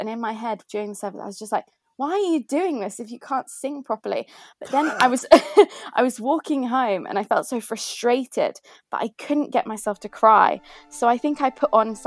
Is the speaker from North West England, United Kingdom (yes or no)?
no; Faversham, South East England, United Kingdom; accent: very posh accent; I come from Kent. I come from a little, tiny little market town.